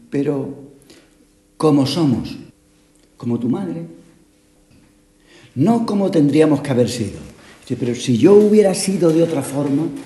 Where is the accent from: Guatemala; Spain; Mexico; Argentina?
Spain; Málaga, Andalusia; Es que somos las dos de Málaga, pero lo menos parecidas.